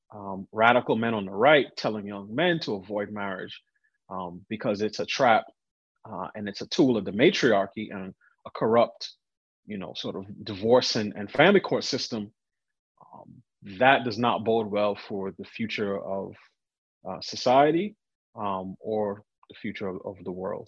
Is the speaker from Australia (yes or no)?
no; New York City, New York, United States; I grew up in New York